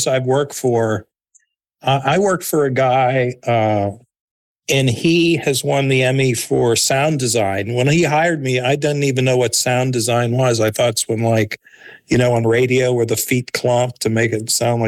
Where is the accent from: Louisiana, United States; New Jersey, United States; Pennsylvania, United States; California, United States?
Pennsylvania, United States; Pittsburgh; I grew up in Pittsburgh, PA